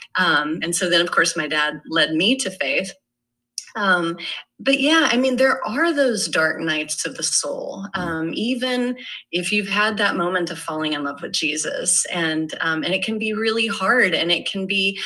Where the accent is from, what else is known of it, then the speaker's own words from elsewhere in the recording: Irving, Texas, United States; grew up in Irving, Texas